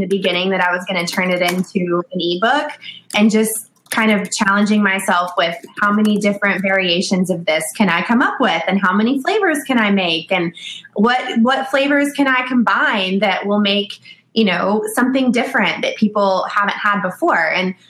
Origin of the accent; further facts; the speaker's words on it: the South, United States; Because we are from the South, he said, you should create a sweet tea bite.